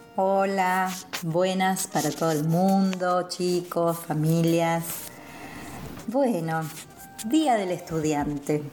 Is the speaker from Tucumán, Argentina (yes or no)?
no; Buenos Aires, Argentina; Yo soy de Buenos Aires